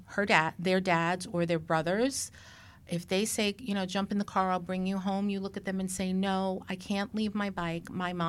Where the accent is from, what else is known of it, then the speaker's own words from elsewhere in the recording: New York City, New York, United States; moved away; I grew up in Brooklyn